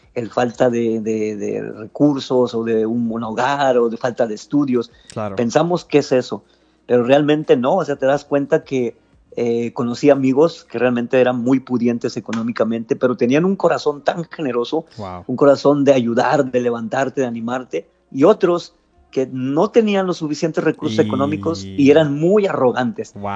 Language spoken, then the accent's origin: Spanish; Matamoros, Tamaulipas, Mexico; also born or lived in Mexico City / Hidalgo (parents' origin); después ya me vine a Matamoros